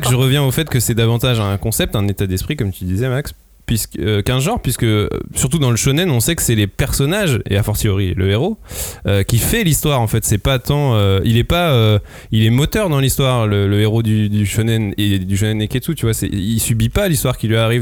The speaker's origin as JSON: {"language": "French", "country": "France", "said": "nous en tant que français"}